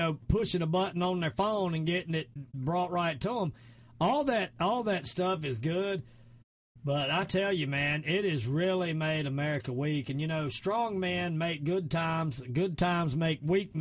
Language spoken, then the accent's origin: English; the South, United States; accent: Southern; my Southern accent